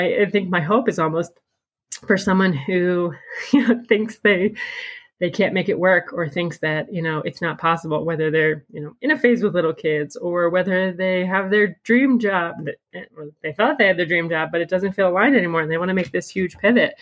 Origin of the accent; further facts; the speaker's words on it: Pennsylvania, United States; moved away; we're originally from Pennsylvania